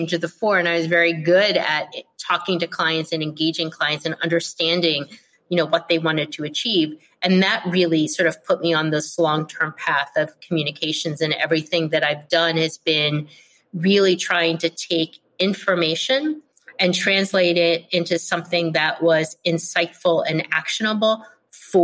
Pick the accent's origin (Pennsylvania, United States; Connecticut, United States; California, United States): Pennsylvania, United States; Philadelphia; moved away as an adult; also born or lived in Texas / Jersey City / New York City / Providence, Rhode Island; I was born and raised in Philadelphia, where I currently live